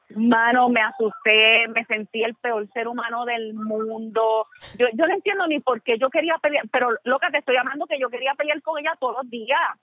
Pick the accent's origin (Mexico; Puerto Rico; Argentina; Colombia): Puerto Rico; Canóvanas; mi pueblo de Canómana